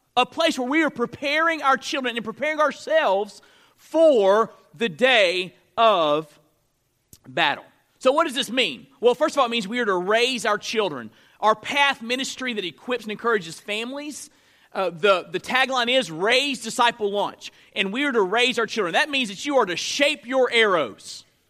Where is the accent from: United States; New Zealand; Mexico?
United States; North Florida; I grew up in North Florida.